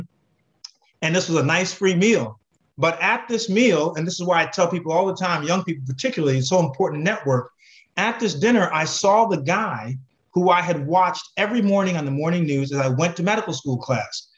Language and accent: English; Connecticut, United States; I grew up in Connecticut